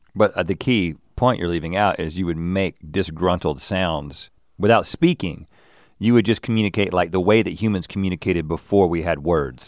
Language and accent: English; United States; I'm an American, and I guess I shower in a particular American way